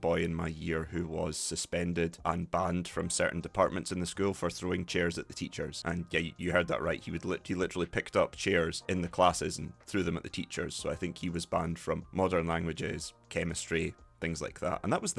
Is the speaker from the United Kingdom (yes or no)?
yes; Dundee, Scotland, United Kingdom; accent: Broughty Ferry; also born or lived in Madrid, Spain; So is my accent typical for sort of Broughty Ferry, that kind of area? Yes.